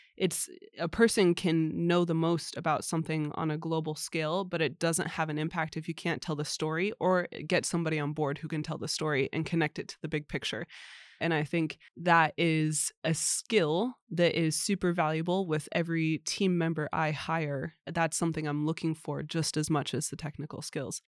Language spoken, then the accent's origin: English; United States; moved away as an adult; now in Sweden